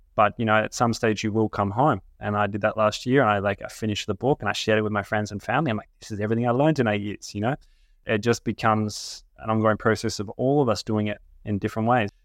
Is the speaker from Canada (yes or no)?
no; Australia; growing up in Australia